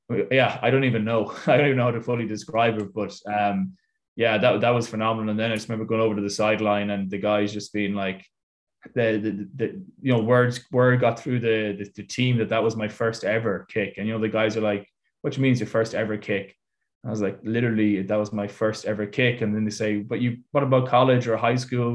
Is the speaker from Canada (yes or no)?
no; Ireland; moved away as an adult; also born or lived in Italy / United States; I'm Irish